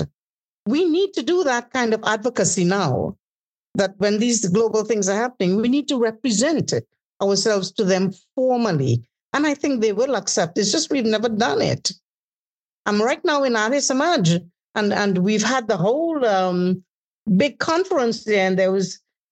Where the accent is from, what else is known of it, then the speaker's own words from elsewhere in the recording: Trinidad & Tobago; I have to introduce myself as coming from the country of Brian Lara.